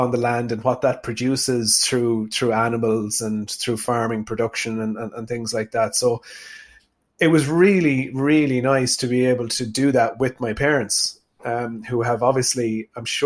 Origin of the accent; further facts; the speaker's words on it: Tubbercurry, Connacht, Ireland; I'm from Sligo. I grew up on a small farm in a place called Chaffpool near Tubbercurry in South Sligo